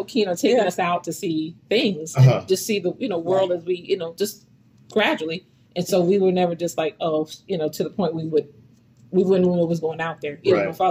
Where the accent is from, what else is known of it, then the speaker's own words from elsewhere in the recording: New York City, New York, United States; also born or lived in Brooklyn, New York; Growing up in Queens, you know, we have to segue because that's, you know, I'm 3 years old and we're going to Queens